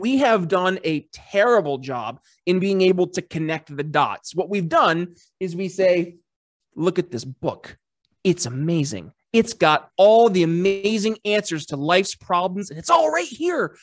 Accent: United States; also born or lived in Philadelphia; being an American

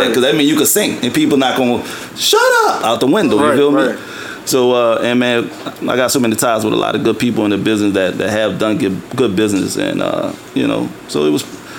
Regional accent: New Orleans, Louisiana, United States; also born or lived in Atlanta; I'm from New Orleans, Louisiana.

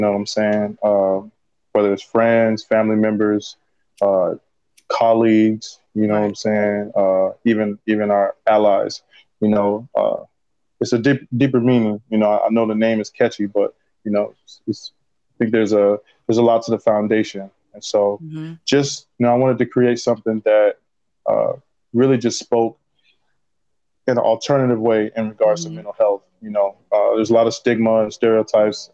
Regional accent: Minneapolis, Minnesota, United States; moved away as an adult; now in Los Angeles, United States; I'm originally from Minneapolis. Minneapolis, Minnesota

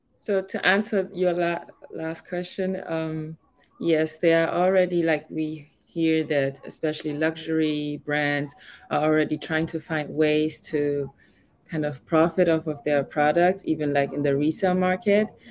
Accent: Germany; moved away as an adult; also born or lived in Ghana; now in Miami, United States; I was born and raised in Germany, but I'm originally from Ghana

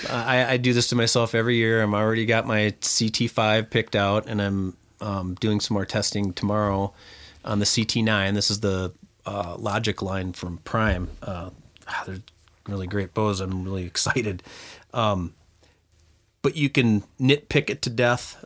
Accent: Lindstrom, Minnesota, United States; that's even where I grew up in Lindstrom and Chisago area

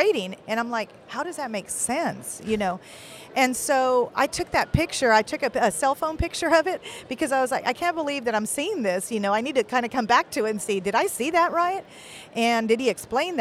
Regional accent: Kingsville, Texas, United States; moved away as an adult; came to Keensville because that's my hometown.

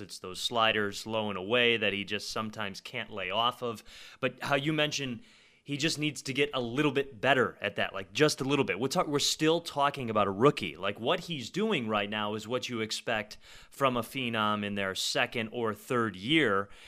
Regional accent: Chicago, Illinois, United States; I grew up on the South Side

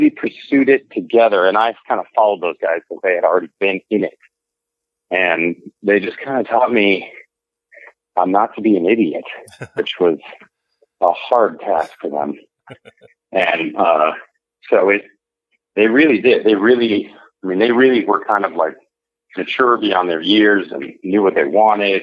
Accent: Mercer Island, Washington, United States; also born or lived in Cherry Hill; I grew up in Mercer Island, Washington

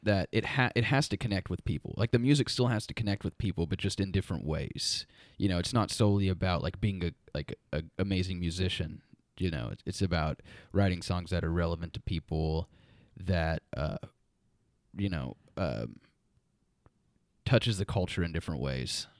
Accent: Muskogee, Oklahoma, United States; We grew up in Muskogee

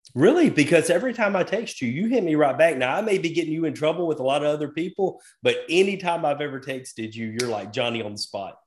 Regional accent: the South, United States; I was raised, I was raised in the South

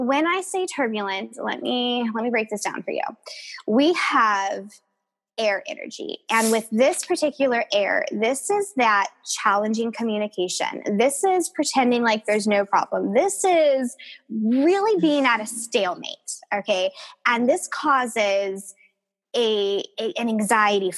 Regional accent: Southern California, United States; I was born and raised in Southern California

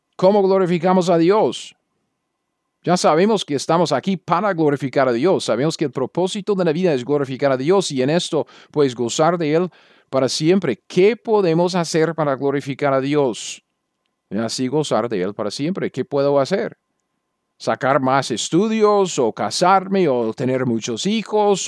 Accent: United States; Yo soy un gringo cualquiera.

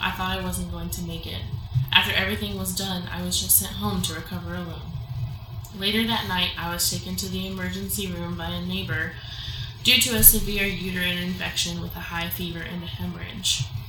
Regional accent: Mexico; I grew up in Mexico, where abortion is illegal and very stigmatized.

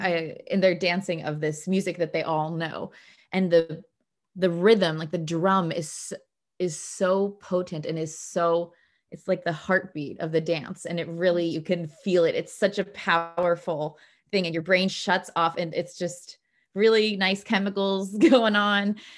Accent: Bloomington, Indiana, United States; moved away as an adult; also born or lived in Cleveland, Ohio; now in Stockholm, Sweden; I grew up in Indiana, and, but I was born in Cleveland

